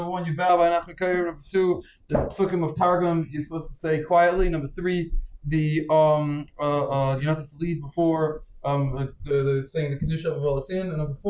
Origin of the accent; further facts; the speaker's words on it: United States; moved away; I'm from Muncie, I know the Yaki Shishul near my parents' house